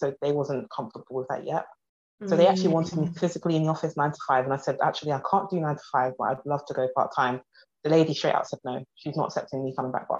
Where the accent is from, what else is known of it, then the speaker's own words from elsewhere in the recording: London, United Kingdom; from South London.